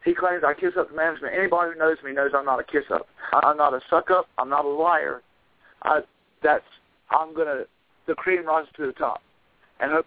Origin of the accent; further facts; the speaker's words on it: Asheboro, North Carolina, United States; moved away; I'm originally from Asheboro, North Carolina, which is a couple hours north from where I am now.